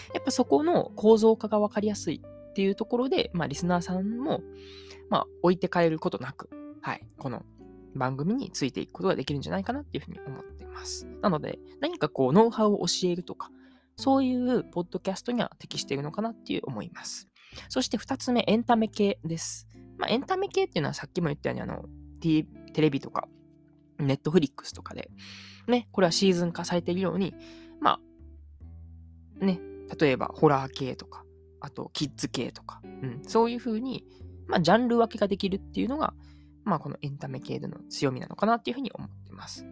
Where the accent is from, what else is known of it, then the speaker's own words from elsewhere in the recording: Uji, Kyoto, Japan; moved away as an adult; also born or lived in Kochi; now in Nagoya, Japan; 実家が京都の宇治なんで